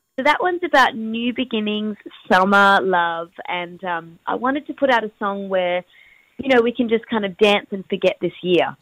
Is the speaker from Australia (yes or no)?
yes; Perth, Western Australia, Australia; I'm from WA, I'm from Perth